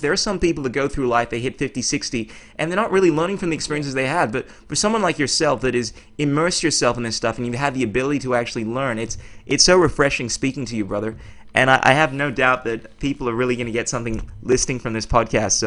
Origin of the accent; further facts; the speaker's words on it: Ghana; we're both from the Ghana